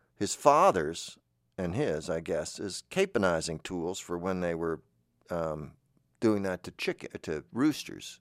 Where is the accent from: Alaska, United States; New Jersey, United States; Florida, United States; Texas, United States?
Florida, United States; moved away; I'm from Florida